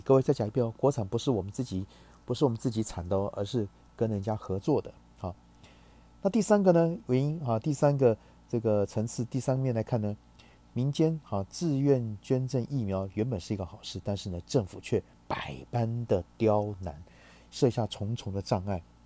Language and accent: Chinese; Taiwan; 我们台湾人